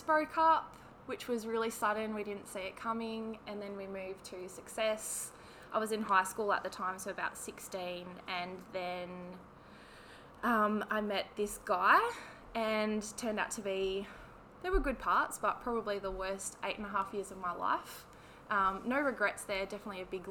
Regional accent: Perth, Western Australia, Australia; also born or lived in Armadale, Western Australia; I was born in Bentley, so Perth girl, born and bred.

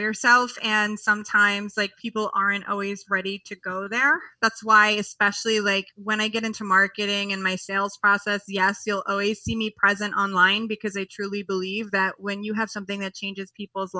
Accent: New York, United States; moved away; being a New Yorker

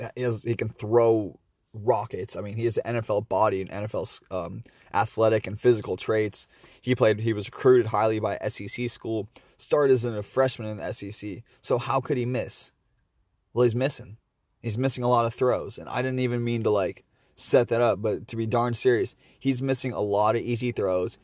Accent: Seattle, Washington, United States; I'm from Seattle

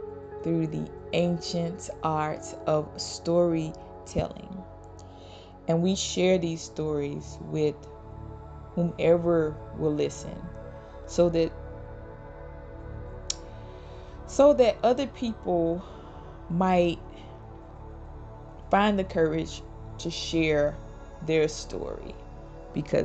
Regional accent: Mississippi, United States; moved away; also born or lived in Georgia; We grew up in Mississippi and spent some time in Georgia

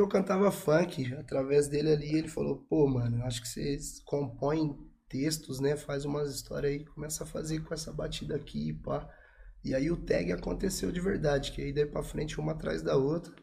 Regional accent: São Paulo, Brazil; moved away; tem cinco anos que eu tô em São Paulo aí. Sou lá de Puan, cidade com um pouco mais de 20 mil habitantes.

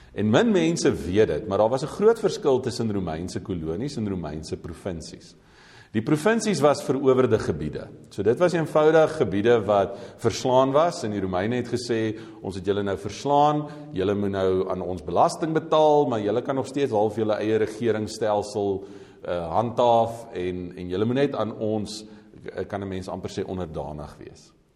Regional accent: South Africa

